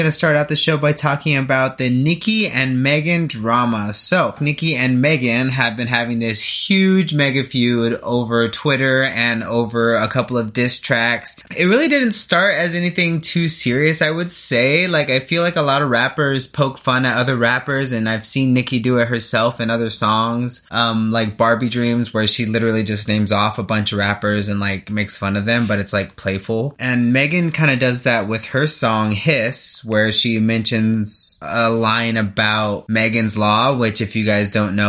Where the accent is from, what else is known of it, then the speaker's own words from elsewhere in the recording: Wasco, California, United States; when I grew up like in Wasco